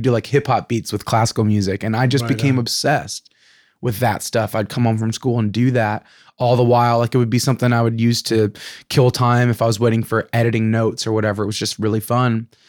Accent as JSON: {"language": "English", "region": "California", "country": "United States", "said": "Well, I'm from Orange County originally, in California, and music was always a hobby."}